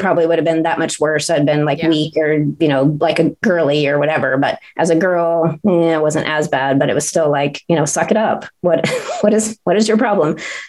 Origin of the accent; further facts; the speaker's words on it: Aloha, Oregon, United States; now in Central Oregon, United States; I grew up in Alloa, outside of Portland